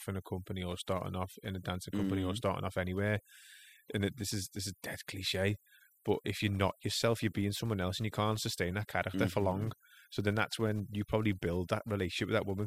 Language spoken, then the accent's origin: English; Liverpool, North West England, United Kingdom